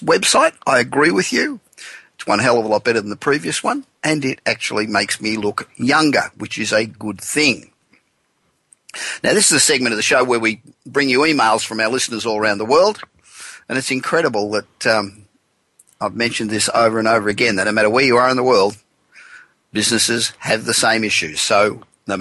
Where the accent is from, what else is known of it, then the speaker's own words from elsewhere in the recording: Los Angeles, California, United States; from my hometown of Los Angeles